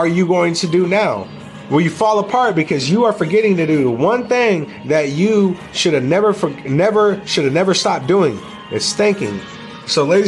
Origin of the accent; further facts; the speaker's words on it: United States; We as American people